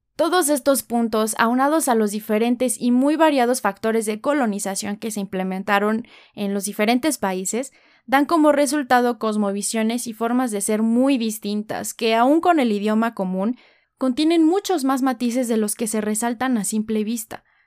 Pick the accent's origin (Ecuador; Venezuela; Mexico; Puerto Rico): Mexico